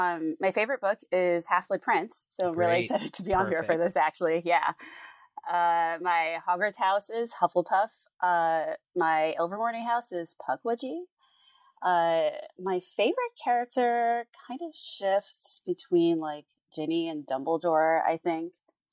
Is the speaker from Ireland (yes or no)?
no; Jamaica; also born or lived in United States; So I'm from Jamaica, And I was back home. This is back. Okay. I've moved back and forth between the US and Jamaica a bunch, and that kind of confuses people.